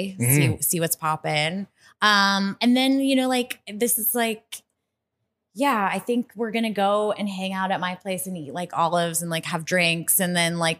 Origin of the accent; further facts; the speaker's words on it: Ohio, United States; also born or lived in Lower East Side, New York City; now in New York City, United States; I'm from Ohio.